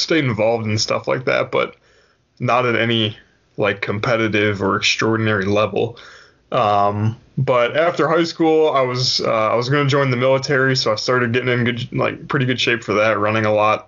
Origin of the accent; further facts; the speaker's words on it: Cleveland, Ohio, United States; moved away as an adult; now in Raleigh, United States; I'm from Cleveland, Ohio